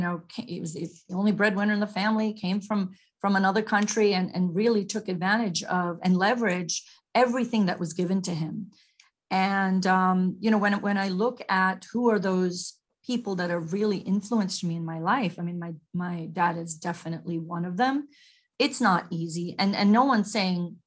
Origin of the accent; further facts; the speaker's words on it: New York, United States; also born or lived in Mumbai, India / Long Island, New York; growing up in Queens, New York